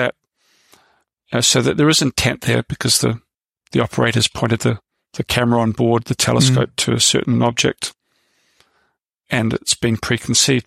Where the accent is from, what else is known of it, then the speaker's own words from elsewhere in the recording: New Zealand; moved away as an adult; also born or lived in London; now in United Kingdom; I came over to Britain from New Zealand when I was 25